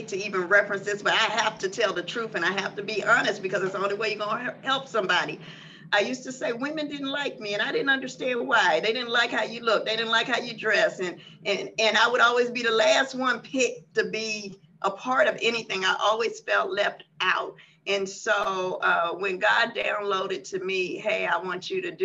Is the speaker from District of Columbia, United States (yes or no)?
yes; Washington, District of Columbia, United States; moved away as an adult; now in Houston, United States; I'm originally from Washington, D.C., Southeast, and I moved to Houston, Texas, with my now ex-husband